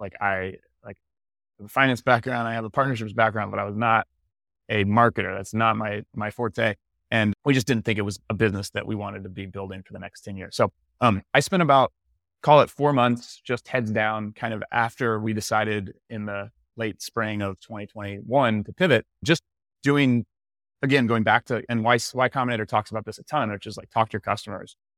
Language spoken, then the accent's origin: English; Tallahassee, Florida, United States; also born or lived in San Francisco; now in Santa Rosa Beach, United States; I'm from Tallahassee, Florida originally